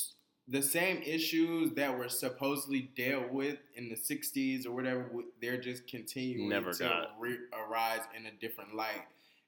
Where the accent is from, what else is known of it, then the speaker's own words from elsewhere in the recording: Georgia, United States; moved away; me coming from Georgia